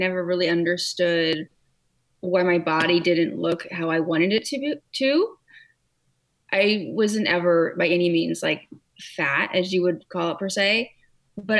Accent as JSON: {"language": "English", "region": "California", "country": "United States", "tie": "born or raised there", "also_born_or_lived": "Hawaii", "moved": "yes", "lives_now": "Connecticut, United States", "said": "I grew up in California"}